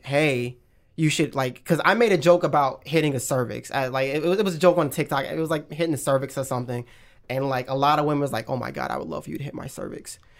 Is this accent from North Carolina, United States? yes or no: yes; Pineville, North Carolina, United States; moved away as an adult; also born or lived in Florida; now in Atlanta, United States; I'm, like, in a small town next to Charlotte called, like, Pineville